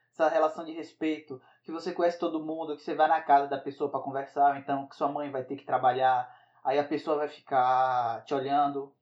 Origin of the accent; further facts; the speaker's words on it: Northeast Region, Brazil; eu fui criado em cidade pequena, no Nordeste